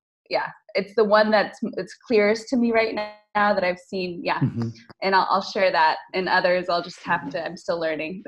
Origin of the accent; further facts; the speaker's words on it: United States; moved away as an adult; now in Lisbon, Portugal; I'm American, living in Lisbon for the last 7 years